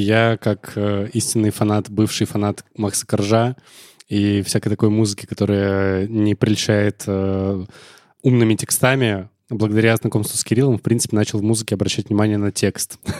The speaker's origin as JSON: {"language": "Russian", "town": "Tolyatti", "region": "Samara Oblast", "country": "Russia", "tie": "born or raised there", "also_born_or_lived": "Zaozersk", "said": "Я в Тольятти провел свое детство"}